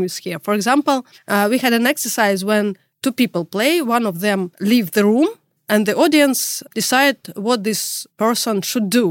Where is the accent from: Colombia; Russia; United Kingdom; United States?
Russia; English is a second language; moved away as an adult; now in Europe; I'm from Russia. You could already tell that by my tough accent. But now I live in Europe